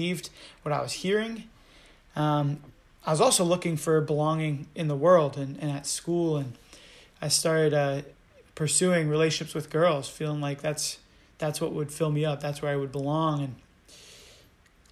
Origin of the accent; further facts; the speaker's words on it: Charlottesville, Virginia, United States; I've lived in Virginia my whole life. I'm a Virginia boy through and through